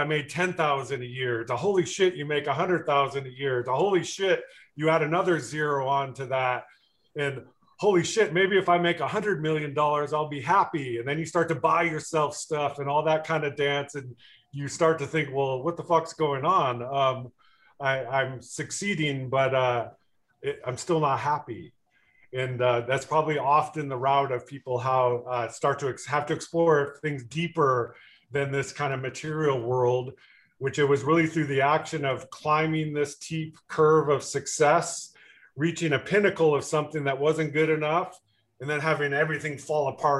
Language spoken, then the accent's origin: English; Richmond, Michigan, United States; moved away; also born or lived in California; I was born in Richmond, Michigan, which is a little bit north of Detroit